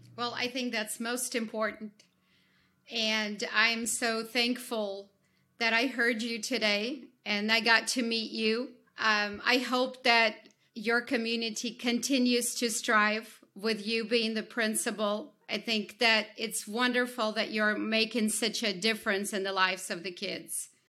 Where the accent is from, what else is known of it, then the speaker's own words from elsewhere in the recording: Ukraine; moved away; I, I, I come, I come from Ukraine